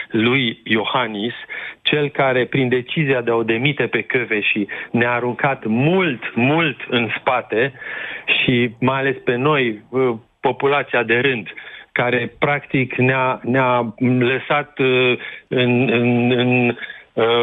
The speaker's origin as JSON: {"language": "Romanian", "town": "Timișoara", "region": "Timiș County", "country": "Romania", "said": "Eu vă sunt din Timișoara."}